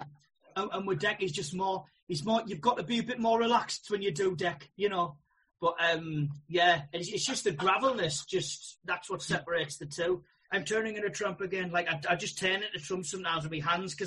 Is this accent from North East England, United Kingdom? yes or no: yes; Hartlepool, North East England, United Kingdom; accent: Geordie; as a Geordie